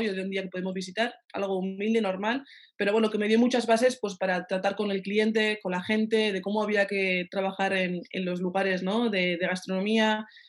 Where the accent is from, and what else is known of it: Pamplona, Navarre, Spain; moved away as an adult; also born or lived in France